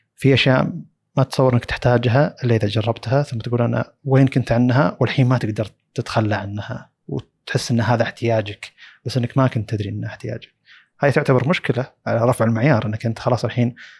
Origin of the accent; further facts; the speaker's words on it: Saudi Arabia; عندنا في السعوديه